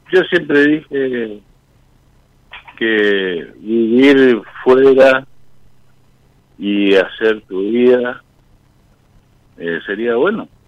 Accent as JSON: {"language": "Spanish", "region": "Corrientes", "country": "Argentina", "said": "Soy Corrientes"}